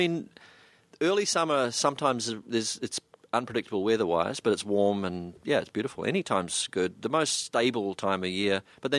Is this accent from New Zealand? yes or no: yes; New Zealand; suddenly it was being a New Zealander and standing in the middle of a group of people and really not saying hardly anything